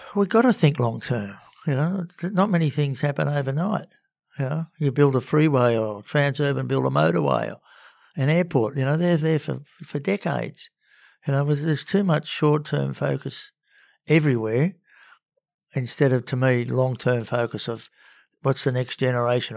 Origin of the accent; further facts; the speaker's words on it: Sydney, New South Wales, Australia; also born or lived in Cowra; I'm a Sydney boy, born and bred, till, uh, when I was about nine.